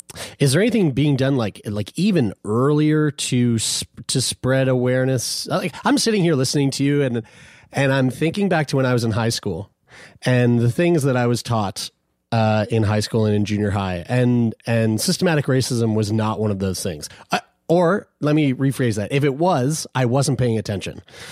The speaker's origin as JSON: {"language": "English", "town": "Lower Sackville", "region": "Nova Scotia", "country": "Canada", "tie": "born or raised there", "said": "I'm from Lower Sackville. I went to Sackville High, right? So I'm from here."}